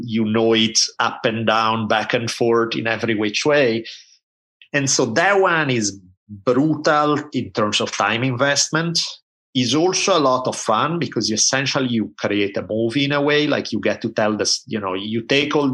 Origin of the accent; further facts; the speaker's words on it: Italy; I grew up in Italy at a time when there were maybe two TV channels